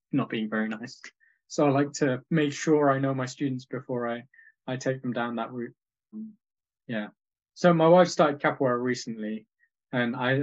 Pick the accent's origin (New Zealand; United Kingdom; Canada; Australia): United Kingdom; Leeds, Yorkshire and the Humber; I moved back from university to my hometown Leeds